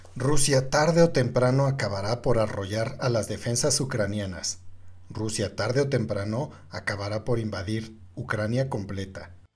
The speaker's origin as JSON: {"language": "Spanish", "country": "Mexico", "said": "decirnos a los mexicanos"}